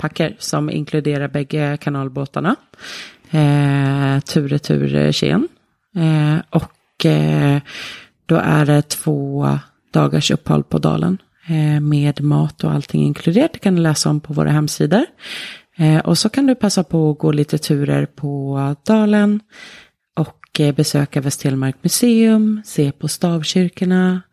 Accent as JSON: {"language": "Swedish", "country": "Sweden", "also_born_or_lived": "Tromsø, Norway / Oslo, Norway", "moved": "yes", "lives_now": "Norway", "said": "som ni har på dialekten så är ju inte jag från Telemark. Eh, jag kommer från Sverige"}